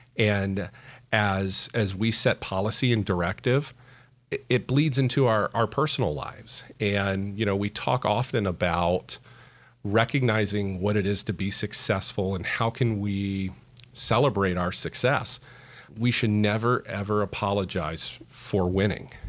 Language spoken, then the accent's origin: English; Central Florida, United States; also born or lived in South Carolina; I was born and raised in Central Florida